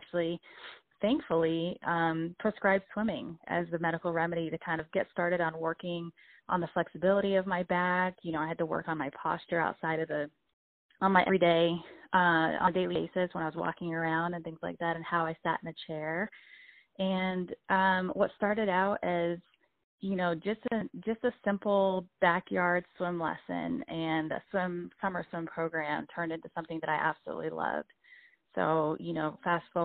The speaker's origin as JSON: {"language": "English", "town": "Tampa", "region": "Florida", "country": "United States", "tie": "born or raised there", "also_born_or_lived": "San Juan, Puerto Rico", "said": "my family and I moved from Puerto Rico to Tampa, Florida when I was about 9 years old"}